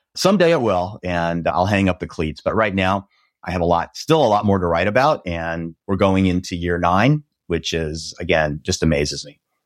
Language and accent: English; Nebraska, United States; now in Dallas, United States; I grew up in Nebraska, which is right in the middle of the United States in a very small town where cows outnumbered people.